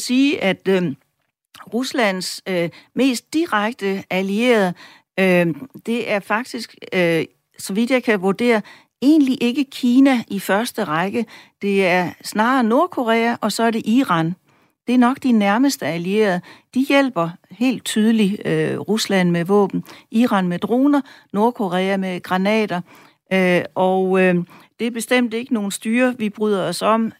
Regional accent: Denmark; vi som danskere

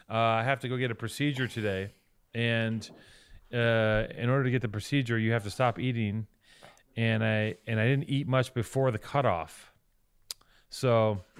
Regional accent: Fort Erie, Ontario, Canada; I, I, I grew up in Fort uh, Erie.

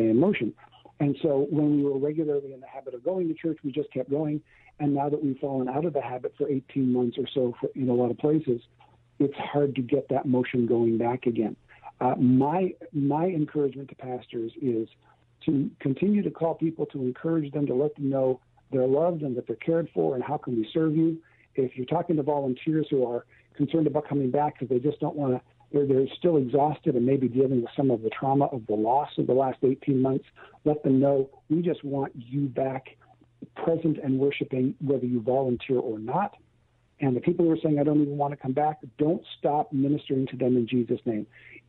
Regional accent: California, United States; somebody who knew I was from California, a fellow pastor's wife, actually, asked me, she heard I was from California, and she looked at me and she said, how can you live in such an ungodly place?

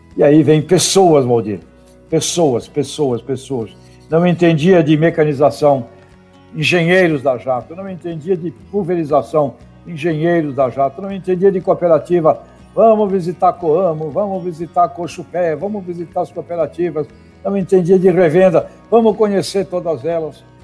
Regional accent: Santos, São Paulo, Brazil; lá na cidade de Santos, aliás, onde eu nasci. É, e lá eu me criei

